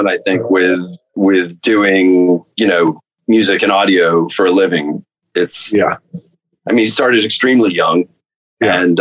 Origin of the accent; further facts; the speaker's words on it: East Coast, United States; I grew up on the East Coast and then I lived, I went to school in the sort of North South for four years and lived in the DC area for a while.